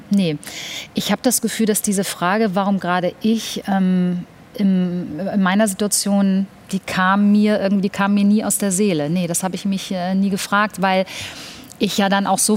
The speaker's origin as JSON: {"language": "German", "country": "Germany", "tie": "born there", "said": "Ich muss dazu sagen, ich bin in Deutschland geboren"}